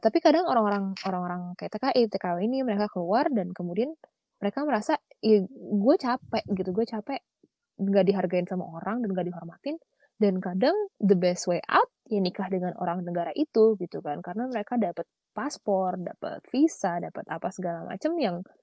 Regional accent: Indonesia; kita orang Indonesia yang pernah keluar

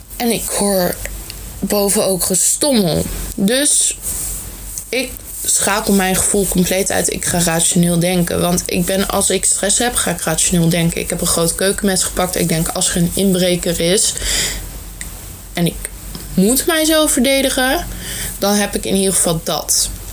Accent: Netherlands; Ik ben niet Vlaams, maar Nederlands. Dus alvast sorry voor mijn accent.

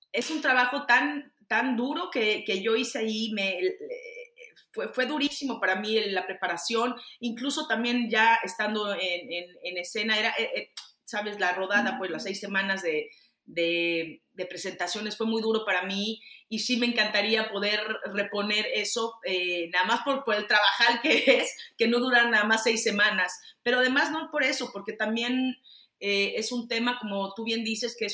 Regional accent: Mexico; o estamos porque soy mexicana, aunque esté de este lado

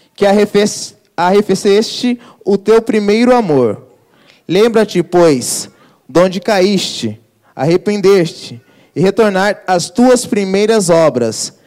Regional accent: Brazil; Sou brasileiro

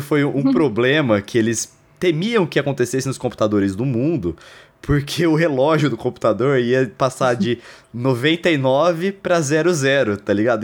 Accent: Lençóis Paulista, São Paulo, Brazil; Lençóis Paulista, onde eu oh. cresci.

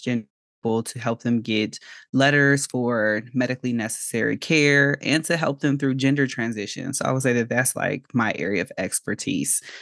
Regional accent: Chicago, Illinois, United States; now in Georgia, United States; I am originally from Chicago, so I'm licensed in Illinois, but I'm currently living in Georgia

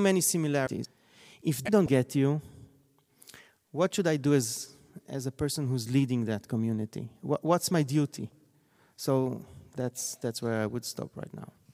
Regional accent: Tel Aviv, Tel Aviv District, Israel; I grew up in Tel Aviv

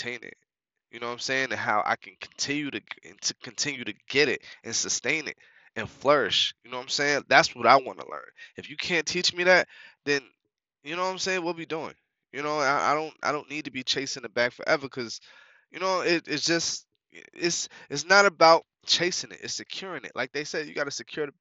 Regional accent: New York, United States; moved away; also born or lived in North Carolina; I'm originally from New York

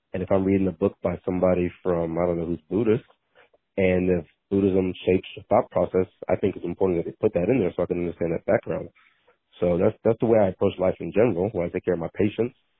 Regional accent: League City, Texas, United States; I grew up League City, Texas. So League City, Texas is outside of Houston.

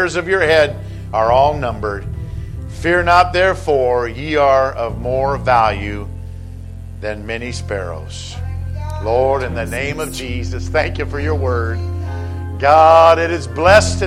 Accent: Southern California, United States; I've been growing up in Southern California

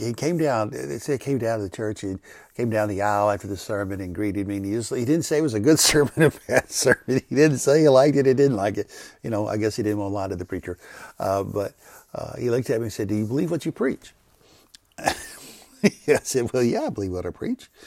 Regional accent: McComb, Mississippi, United States; moved away; I'm from Macomb, Mississippi.

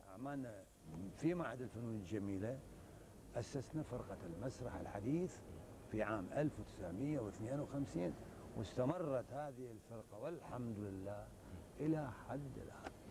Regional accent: Iraq; لأنه في شروط عندنا بالعراق من يدخل الكلية الطبية

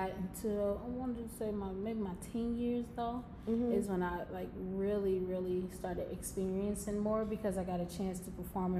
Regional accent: Milwaukee, Wisconsin, United States; my hometown, which is Milwaukee, Wisconsin.

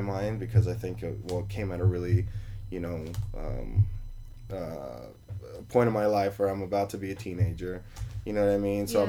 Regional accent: New York City, New York, United States; now in Las Vegas, United States; I was born in New York

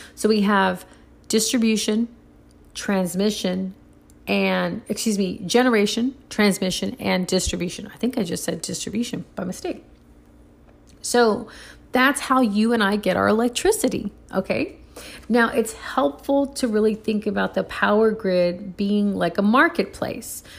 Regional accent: Puerto Rico; now in United States; I grew up in Puerto Rico when I was a little girl

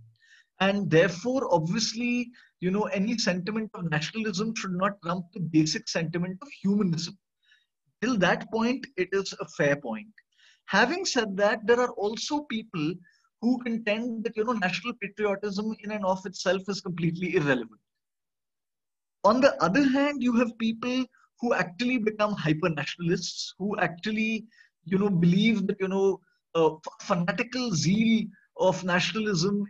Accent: India; as an Indian citizen

